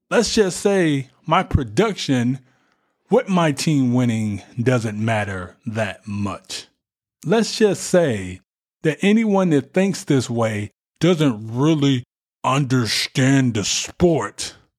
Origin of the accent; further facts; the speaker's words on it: United States; we are American, even though we were born here